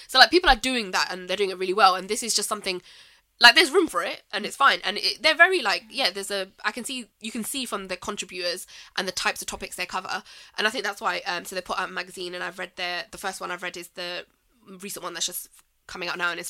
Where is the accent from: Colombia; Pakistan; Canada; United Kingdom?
Pakistan; But it's not just that about specifically being Pakistani.